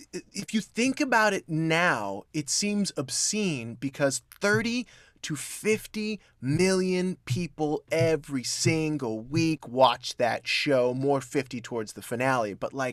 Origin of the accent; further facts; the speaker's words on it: Hollywood, California, United States; I grew up in Hollywood. Mm-hmm. And that is not the greatest place to grow up ever.